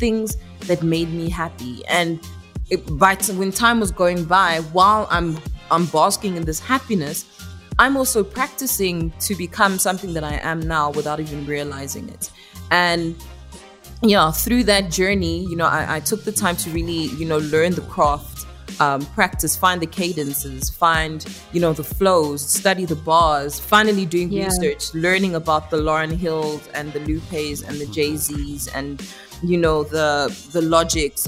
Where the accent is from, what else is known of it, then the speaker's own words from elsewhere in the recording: Pretoria, Gauteng, South Africa; South Africa is, where I was born and raised, but my heritage, my bloodline is Congolese